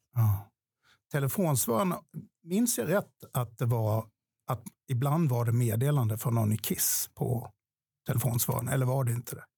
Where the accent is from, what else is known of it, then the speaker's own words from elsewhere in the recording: Ronneby, Blekinge, Sweden; i Ronneby där jag kommer ifrån